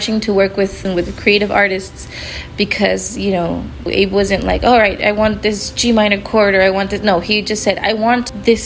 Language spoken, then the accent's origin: English; El Paso, Texas, United States; also born or lived in Boston; I was born in El Paso, Texas, and I actually studied in Boston